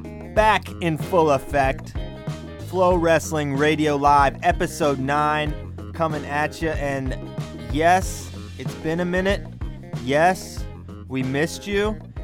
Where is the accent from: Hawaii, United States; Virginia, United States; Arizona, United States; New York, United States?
Virginia, United States; It currently in Virginia, okay? It is wind chill negative 13 in my hometown, okay?